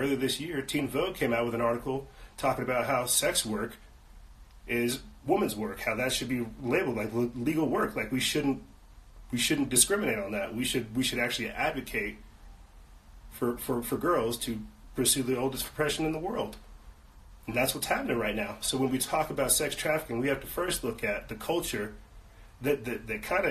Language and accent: English; South Carolina, United States; I'm not from Florida, from South Carolina